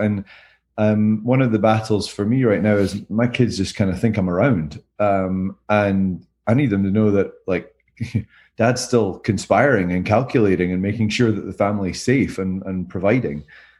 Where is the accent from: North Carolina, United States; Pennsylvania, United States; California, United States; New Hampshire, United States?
California, United States; now in Greenville, United States; We're in Greenville from Southern California.